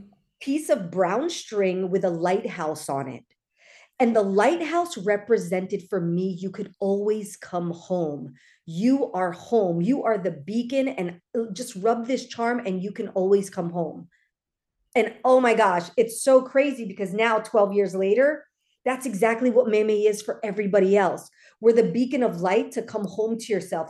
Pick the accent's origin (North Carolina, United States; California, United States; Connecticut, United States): California, United States; Los Angeles; I grew up in L A, so there are a lot of Filipinos here